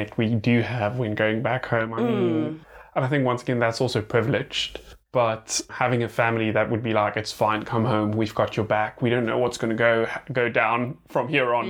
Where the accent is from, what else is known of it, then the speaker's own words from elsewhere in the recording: South Africa; as South African as we are